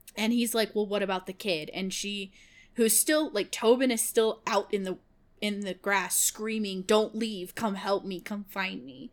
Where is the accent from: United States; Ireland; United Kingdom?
United States; Kansas; moved away; I lived in Kansas. I was born in Kansas